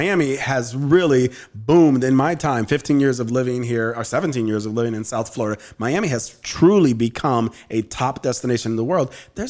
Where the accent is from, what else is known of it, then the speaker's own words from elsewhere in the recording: Andalusia, Spain; English is a second language; I'm from Andalusia, which is a southern region of Spain, and we have been sharing recipes and we have been talking about the different culture